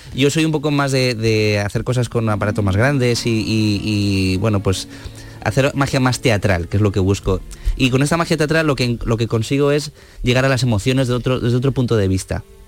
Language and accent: Spanish; León, Castile and León, Spain; moved away; also born or lived in Madrid; yo soy de León y en León no había escuelas, tuve que irme a Madrid a estudiar